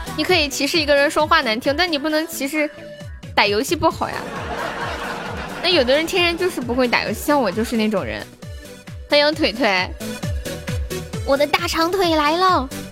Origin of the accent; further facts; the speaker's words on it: Sichuan, China; accent: Sichuanese; 我们四川话是这么说，叫肉馍馍